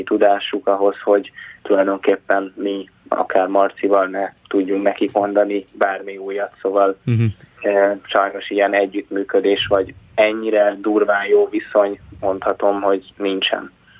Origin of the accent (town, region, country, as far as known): Hungary